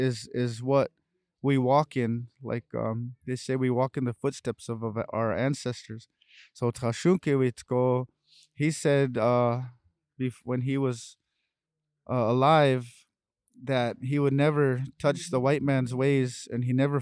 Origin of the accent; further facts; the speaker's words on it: South Dakota, United States; In my language, said that I'm from the Black Hills of South Dakota, and we come all the way out here to stand in brotherhood with all of our nations out here at the Alcatraz.